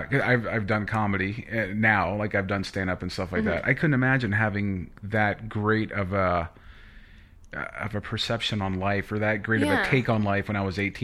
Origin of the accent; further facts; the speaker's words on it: United States; speaking from like the States anyway, being an American